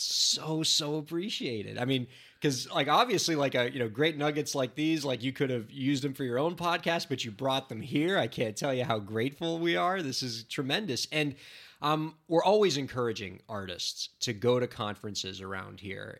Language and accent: English; United States; I'm American